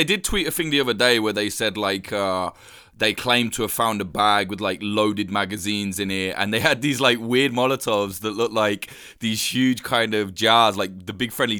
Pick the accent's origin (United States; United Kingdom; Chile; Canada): United Kingdom; as a Brit